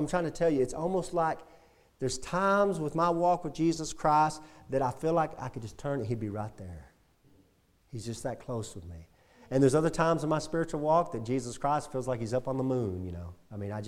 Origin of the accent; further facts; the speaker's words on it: Brownwood, Texas, United States; growing up in Brownwood area